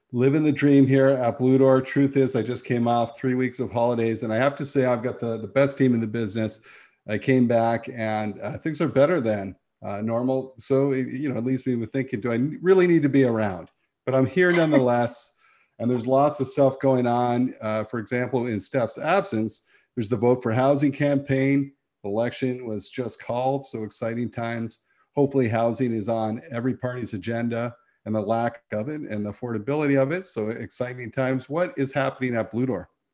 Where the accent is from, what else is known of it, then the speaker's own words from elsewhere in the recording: St. Catharines, Ontario, Canada; my hometown is St. Catharines, Ontario. That's where I was born and raised.